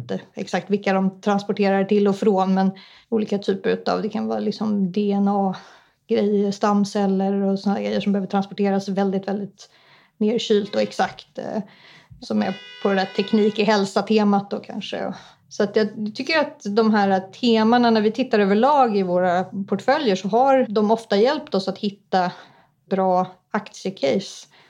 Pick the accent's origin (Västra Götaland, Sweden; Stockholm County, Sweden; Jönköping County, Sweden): Stockholm County, Sweden; Stockholm; also born or lived in Ångermanland; Men mina föräldrar flyttade söderöver så att jag är uppvuxen i Stockholm